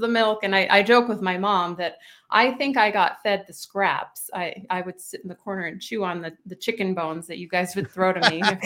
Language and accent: English; Indianapolis, Indiana, United States; also born or lived in Boston / Bloomington, Indiana; I was born and raised in Indianapolis, Indiana